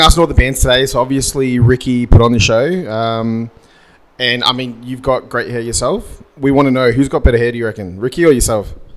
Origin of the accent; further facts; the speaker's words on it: Sydney, New South Wales, Australia; I'm from Sydney